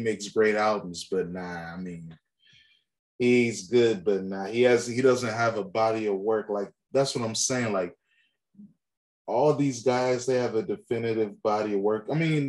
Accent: Northern Virginia, United States; moved away; I'm from Virginia.

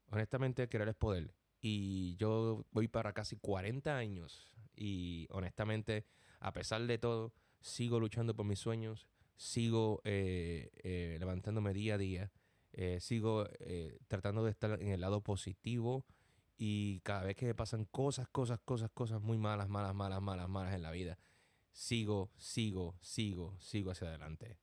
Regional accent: Gurabo, Puerto Rico; moved away as an adult; also born or lived in Cabo Rojo, Puerto Rico / Corona, Queens, New York; now in New York, United States; Nací en Cabo Puerto Rico, pero me crié en un pueblo llamado Gurabo toda mi vida.

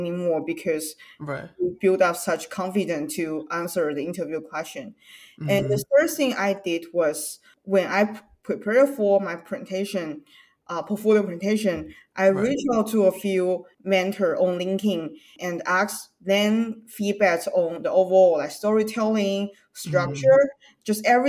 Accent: China; English is a second language; now in United States; I'm from China, so English is not my native language

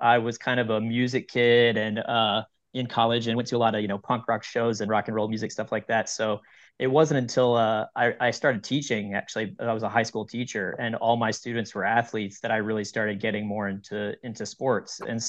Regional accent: Northeast Texas, United States; I was born in Northeast Texas

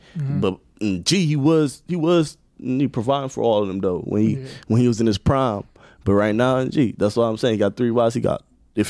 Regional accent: Milwaukee, Wisconsin, United States; also born or lived in Kenya; I was born in Kenya, Africa. Oh, yeah. And I was raised in Milwaukee, Wisconsin.

